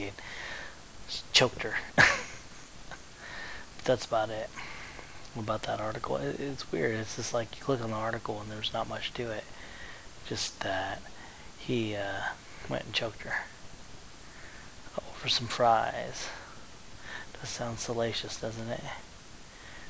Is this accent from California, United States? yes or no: yes; San Diego, California, United States; I am from San Diego